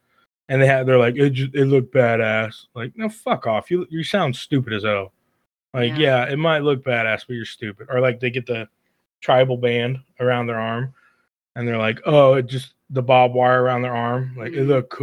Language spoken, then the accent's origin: English; Kansas, United States; we're from Kansas